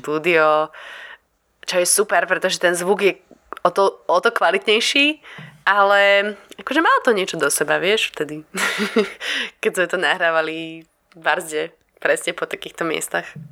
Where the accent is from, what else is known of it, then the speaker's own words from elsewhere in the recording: Slovakia; moved away as an adult; also born or lived in Port Douglas, Queensland, Australia; odkedy som odišla zo Slovenska